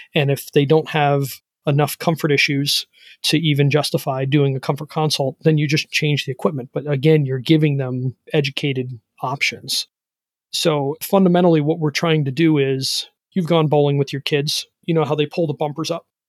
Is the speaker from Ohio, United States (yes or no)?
yes; Ohio, United States; I'm from Ohio